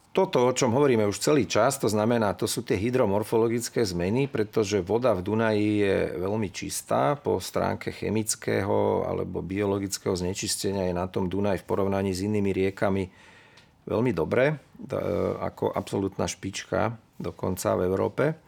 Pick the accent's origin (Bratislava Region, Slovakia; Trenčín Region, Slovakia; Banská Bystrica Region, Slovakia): Bratislava Region, Slovakia; Bratislava; Ja som vyrastal v starom meste, od starého mosta to bolo asi 200 metrov, tam pri Štúrovej ulici som vyrastal